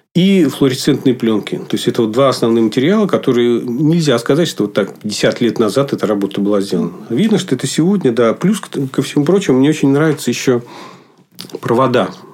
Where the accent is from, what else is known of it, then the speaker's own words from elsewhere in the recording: Lupya, Kirov Oblast, Russia; also born or lived in near Ulyanovsk; now in Republic of Karelia, Russia; Вообще родился я в малюсенькой деревне, где а, жили одни лесорубы в Кировской области. А, поселок назывался Лупья. Ну, надо сказать, глушь несусветная, конечно, но зато детство прошло среди природы